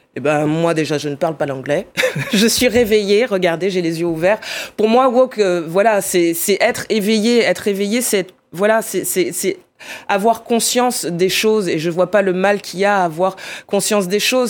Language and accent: French; Bordeaux, Nouvelle-Aquitaine, France; je viens de Bordeaux